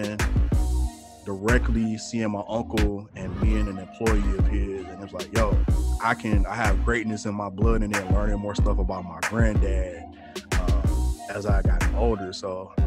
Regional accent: Detroit, Michigan, United States; moved away as an adult; now in Minnesota, United States; born and raised in Detroit, Michigan. Spent the vast majority of my life in Detroit until I moved to Minnesota, the Twin Cities area.

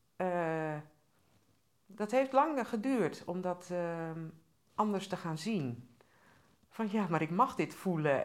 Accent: Groningen, Netherlands; ik ben ook opgegroeid in Groningen

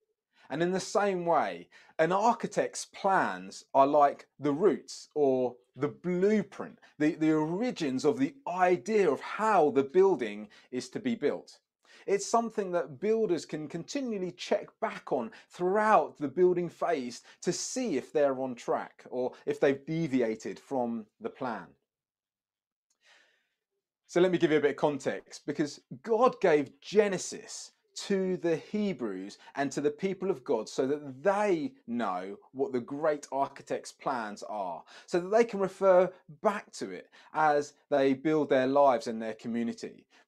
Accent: Brighton, South East England, United Kingdom; also born or lived in Sheffield / Democratic Republic of the Congo; I was born in Sheffield, but I spent the first 5 years of my life in the Congo, the DRC. But my teenage years were growing up in Brighton. I seem to have moved around quite a lot.

